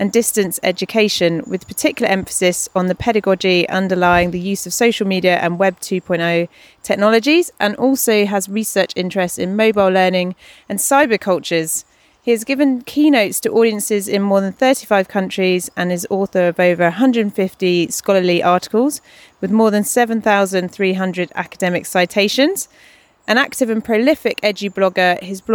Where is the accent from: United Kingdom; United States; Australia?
United Kingdom; Isle of Wight, South East England; I grew up on the Isle of Wight